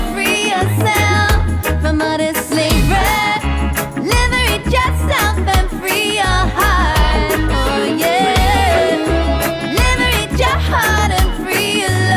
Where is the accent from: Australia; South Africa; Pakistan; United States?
Australia; moved away; I grew up in Australia, but have moved around a lot.